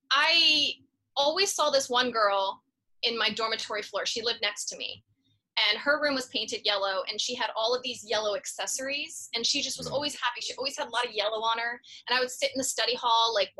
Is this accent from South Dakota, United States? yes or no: no; Norristown, Pennsylvania, United States; moved away as an adult; now in New York City, United States; I was born in Norristown, Pennsylvania, which is right outside of Philly